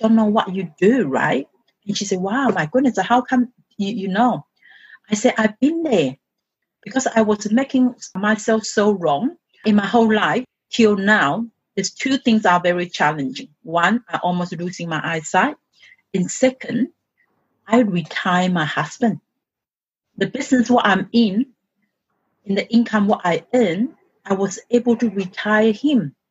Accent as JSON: {"language": "English", "country": "China", "second_language": "English", "moved": "as an adult", "said": "in my culture, I'm coming from China"}